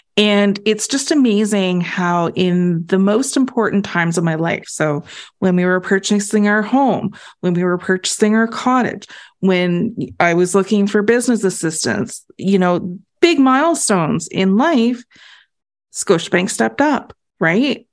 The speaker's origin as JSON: {"language": "English", "country": "Canada", "said": "as a Canadian"}